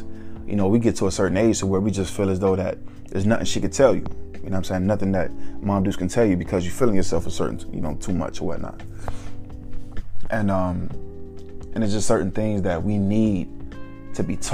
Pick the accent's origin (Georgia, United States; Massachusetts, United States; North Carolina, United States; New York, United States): Georgia, United States; Atlanta; Growing up in Atlanta